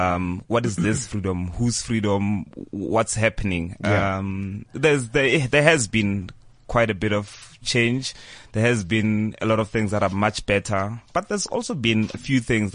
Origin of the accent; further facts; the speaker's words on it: South Africa; as a South African, we're living in a much better place